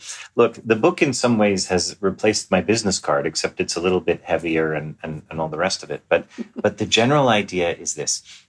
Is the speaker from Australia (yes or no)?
no; Montreal, Quebec, Canada; Well, I grew up in Montreal.